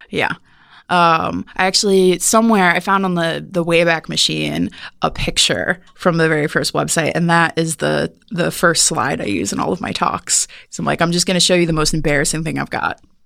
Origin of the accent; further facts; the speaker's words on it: Cleveland, Ohio, United States; moved away; I'm from Ohio, near Cleveland